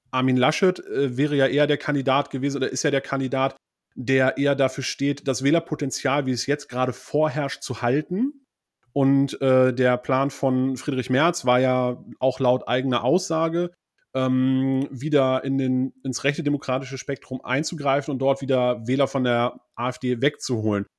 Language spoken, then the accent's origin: German; West Germany, Germany; ich kann ja als Westdeutscher